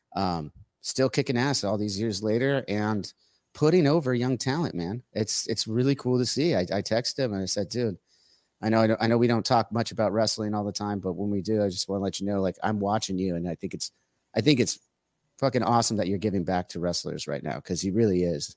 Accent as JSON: {"language": "English", "area": "Orange County", "region": "California", "country": "United States", "said": "I'm from Orange County"}